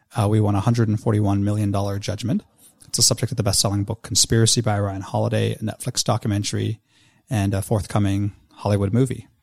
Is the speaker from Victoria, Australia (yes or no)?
yes; Victoria, Australia; my home state of Victoria in Australia